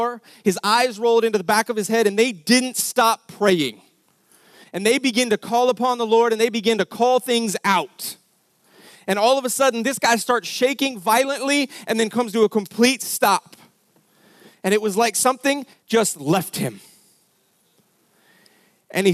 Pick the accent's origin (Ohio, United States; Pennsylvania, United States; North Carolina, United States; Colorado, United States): Colorado, United States; Denver; We grew up in Denver, Colorado.